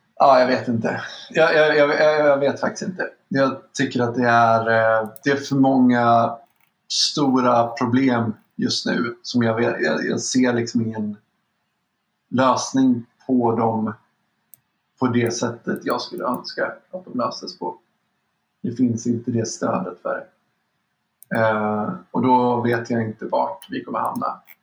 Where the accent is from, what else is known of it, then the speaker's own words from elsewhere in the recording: Sweden; Vi har någonting med oss historiskt mm. som svenskar som är extremt fördelaktigt